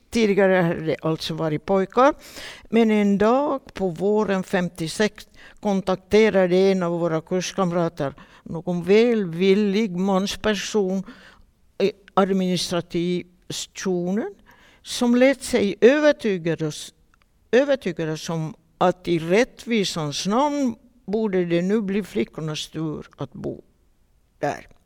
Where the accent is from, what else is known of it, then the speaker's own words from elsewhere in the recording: Vaasa, Ostrobothnia, Finland; Och vi var många Vasaflickor.